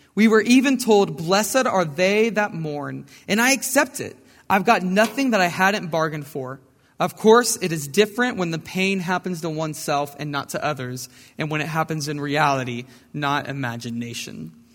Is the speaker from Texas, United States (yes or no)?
yes; Brenham, Texas, United States; I grew up in Brenham, Texas, right down the road